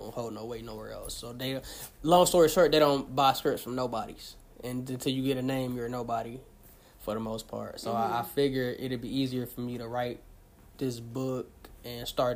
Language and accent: English; River Rouge, Michigan, United States; I'm from River Rouge, the southwest Detroit Ecorse area.